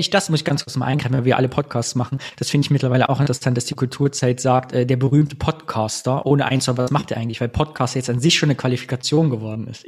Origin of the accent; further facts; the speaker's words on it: Kyffhäuser, Thuringia, Germany; ich komme ja aus dem Püffhäuser